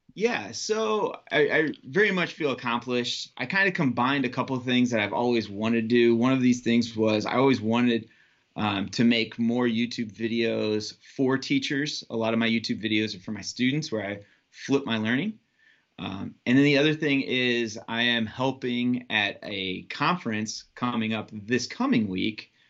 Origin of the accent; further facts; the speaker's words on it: South Bend, Indiana, United States; I'm from South Bend, Indiana